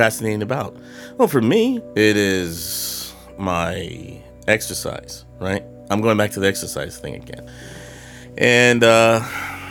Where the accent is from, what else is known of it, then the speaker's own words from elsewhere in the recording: Carmichael, California, United States; moved away as an adult; now in Texas, United States; I'm from California. I'm from Carmichael, which is a small, a suburb of Sacramento